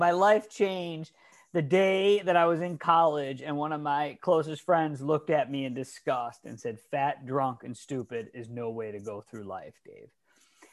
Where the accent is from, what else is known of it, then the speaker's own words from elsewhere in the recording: Detroit, Michigan, United States; now in California, United States; I'm actually from Detroit, Michigan, but I've lived in California for the last 20 years.